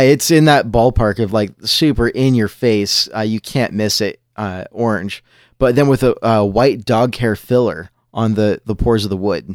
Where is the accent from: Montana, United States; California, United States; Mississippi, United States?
California, United States; Southern; now in Washington, United States; I grew up in Southern California, and I grew up skating